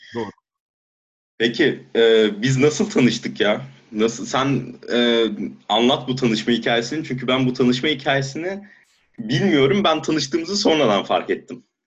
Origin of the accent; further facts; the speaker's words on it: Turkey; moved away as an adult; now in Germany; ben, eee, yarı Almanım, yarı Türk'üm ama kendimi tabii ki daha çok Türkiye'ye ait hissediyorum.